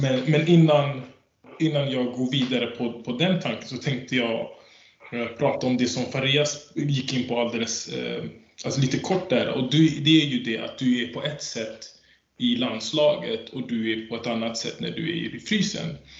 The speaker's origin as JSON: {"language": "Swedish", "country": "Sweden", "tie": "born or raised there", "said": "Jag är född i Sverige"}